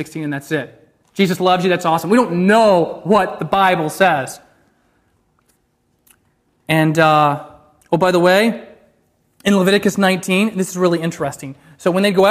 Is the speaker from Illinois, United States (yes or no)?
no; Alaska, United States; my home state of Alaska